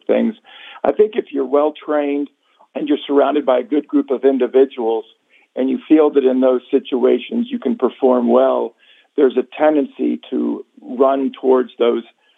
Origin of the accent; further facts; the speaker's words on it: Dayton, Ohio, United States; moved away; One of my best friend's father was a general surgeon growing up in Dayton, Ohio